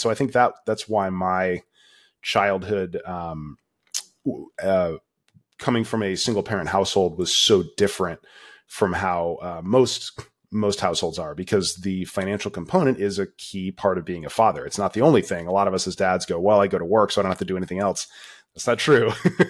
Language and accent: English; Florida, United States; And so she took off, and I ended up growing up in Florida.